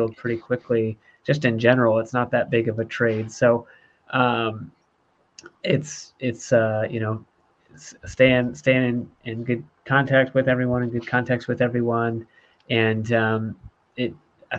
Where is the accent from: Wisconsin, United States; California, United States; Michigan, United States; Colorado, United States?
Michigan, United States; moved away; I grew up in Michigan